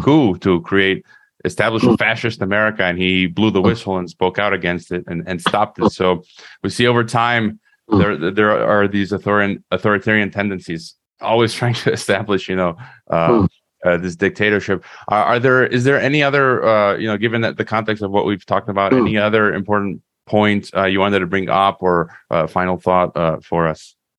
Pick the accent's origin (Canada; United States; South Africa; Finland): United States; I was born in the U.S. I'm an American